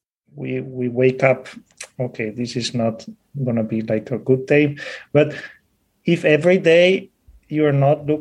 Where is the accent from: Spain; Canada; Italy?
Spain; with that accent. I'm from Spain